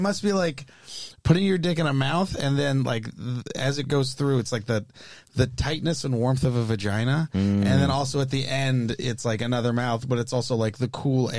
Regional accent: San Jose, California, United States; I'm from Eastside San Jose, so I just also didn't really know a lot of Jewish people.

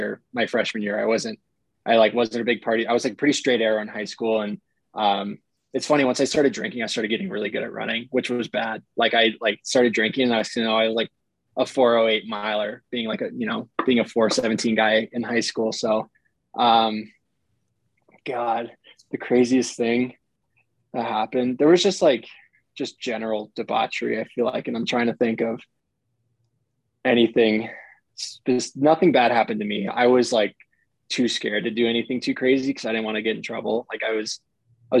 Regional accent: San Mateo, California, United States; I grew up in San Mateo, which is about 30 minutes north.

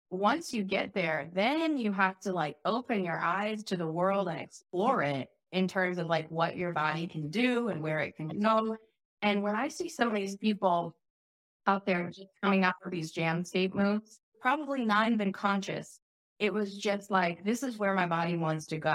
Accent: Chicago, Illinois, United States; moved away; also born or lived in Oregon; I grew up in Chicago

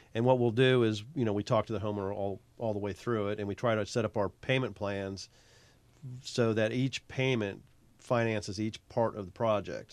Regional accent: Virginia, United States; moved away as an adult; now in South Carolina, United States; I am from Virginia

